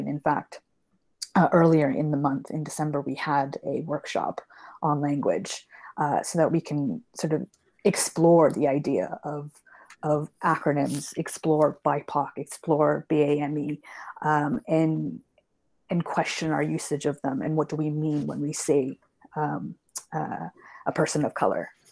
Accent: Canada; now in London, United Kingdom; I grew up in Canada, which is why I don't have a British accent, uh, and I currently live here now

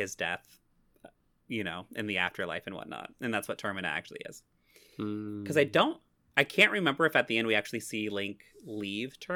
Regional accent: Missouri, United States; I am so strongly from Missouri that it's Missouri

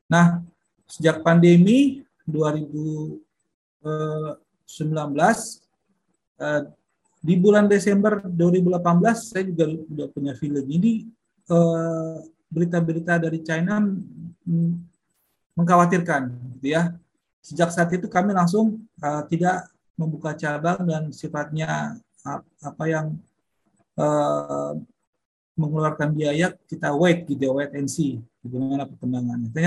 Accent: North Sumatra, Indonesia; moved away as an adult; now in Bali, Indonesia; saya aslinya dari Sumatera Utara dan terdampar di Bali dari tahun 94.

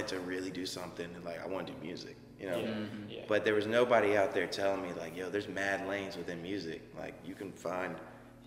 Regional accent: Wake Forest, North Carolina, United States; also born or lived in Raleigh, North Carolina; I grew up in Wake Forest, which is like 5 minutes from Raleigh

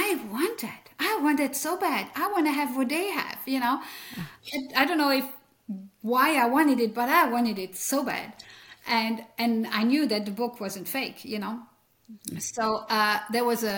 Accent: French-speaking Belgium, Wallonia, Belgium; accent: French; first language French; English is a second language; now in Leesburg, United States; I came from the French speaking part of Belgium, and that's what you hear is French in my accent

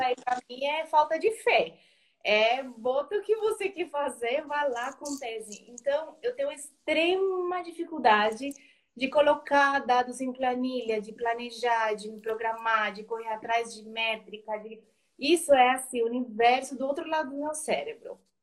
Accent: Colombia; Portuguese is a second language; moved away as an adult; now in Brazil; Eu sou colombiana, eu moro no Brasil faz uns 3, 14, 15 anos

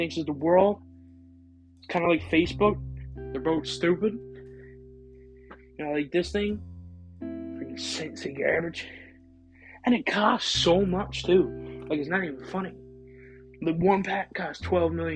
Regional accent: Canada; I'm from Canada. Never been to the U.S.

